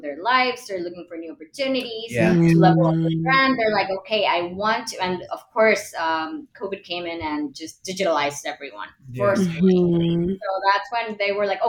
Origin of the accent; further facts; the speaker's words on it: Mexico City, Mexico; I'm from Mexico City. We're in Monterrey.